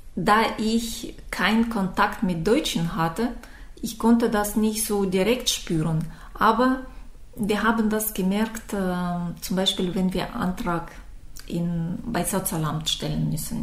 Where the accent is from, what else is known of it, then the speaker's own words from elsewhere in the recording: Issyk, Almaty Region, Kazakhstan; German is a second language; moved away as an adult; now in Germany; Ich komme aus Kasachstan, äh, aus kleinen Stadt Isik